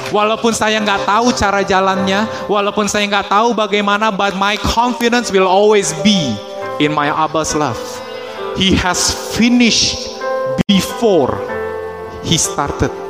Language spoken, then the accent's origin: Indonesian; Indonesia; born there; Tapi dia memilih memilih saya untuk lahir di Indonesia such timing, such economic situation, such political situation, such friends and families.